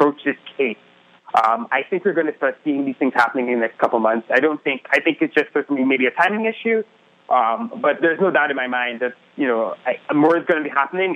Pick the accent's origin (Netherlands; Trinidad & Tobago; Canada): Trinidad & Tobago; I grew up in the Caribbean